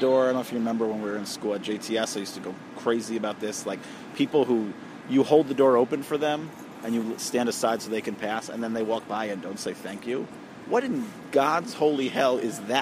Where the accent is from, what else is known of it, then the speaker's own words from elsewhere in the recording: Suffolk County, Long Island, New York, United States; I'm from Suffolk County